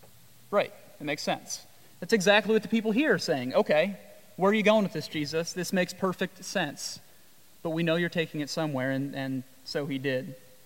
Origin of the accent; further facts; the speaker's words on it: Midwest, United States; I've sheared a sheep in my life, and I come from the Midwest